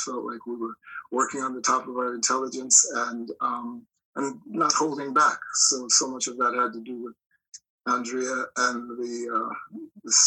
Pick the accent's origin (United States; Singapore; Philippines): United States; Minneapolis, Minnesota; I was raised in Minneapolis